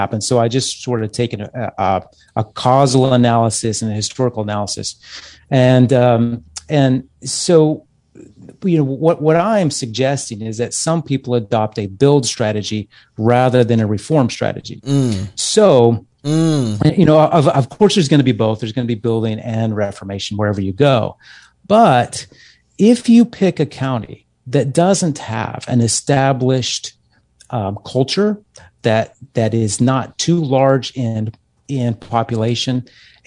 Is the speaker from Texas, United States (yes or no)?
yes; Texas, United States; moved away as an adult; I grew up in Texas